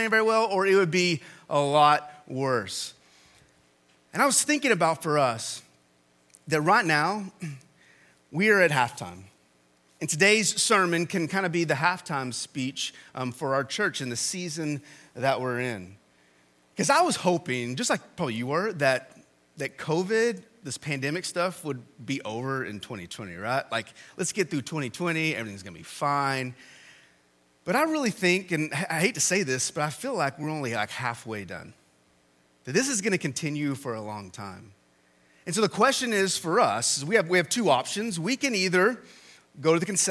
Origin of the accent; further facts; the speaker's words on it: Texas, United States; moved away; I went to A&M, and I'm from Texas